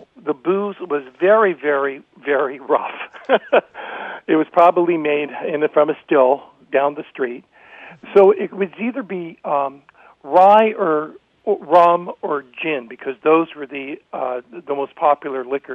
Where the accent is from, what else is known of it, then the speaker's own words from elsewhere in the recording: Oakland, California, United States; I was raised in Oakland